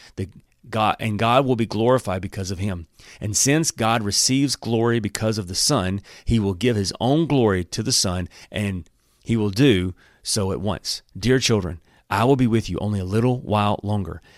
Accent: Alabama, United States; I'm from Alabama

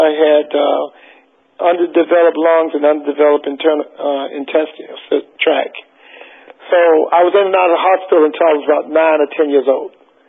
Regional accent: Westbury, New York, United States; born there; also born or lived in South Carolina; I was born in Westbury, Long Island, in a house in New York. My mom was originally from South Carolina, so I think she decided she wanted me to grow up in South Carolina

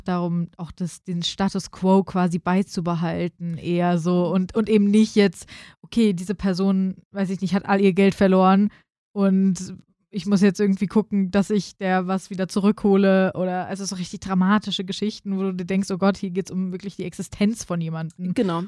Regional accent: Frankfurt, Hesse, Germany; als Frankfurterin

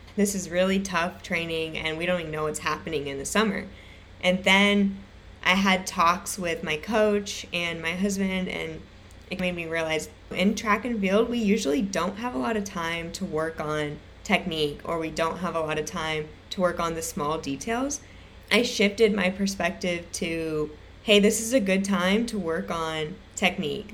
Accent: Irvine, California, United States; I grew up in Irvine, California

